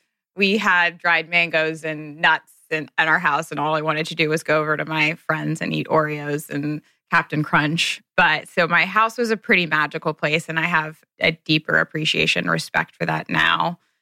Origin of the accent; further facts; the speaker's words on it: Cincinnati, Ohio, United States; I grew up in Cincinnati, Ohio